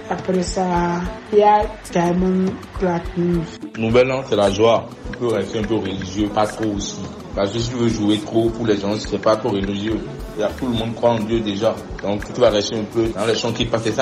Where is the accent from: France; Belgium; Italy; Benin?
Benin; Cotonou, Littoral; J'ai vraiment aimé, j'ai vraiment aimé. Moi, je suis de Cotonou, donc à quoi Kwakwa. J'ai pas fait un long déplacement.